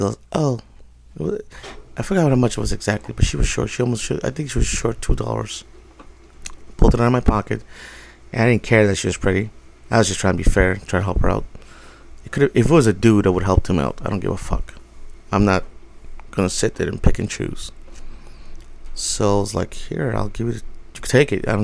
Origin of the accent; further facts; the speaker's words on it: New York City, New York, United States; I was raised in New York. I grew up in the Bronx